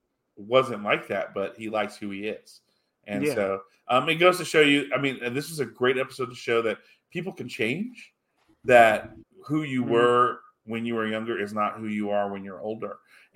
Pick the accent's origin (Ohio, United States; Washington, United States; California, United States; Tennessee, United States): Ohio, United States; Cincinnati; I'm from Cincinnati. That's what it was. Yeah, I'm from Cincinnati. I don't know anything. I was adopted.